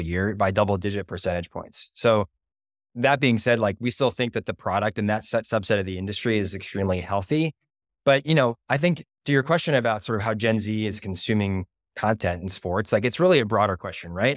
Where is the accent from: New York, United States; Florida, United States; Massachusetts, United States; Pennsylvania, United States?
Massachusetts, United States; Boston; I'm from Boston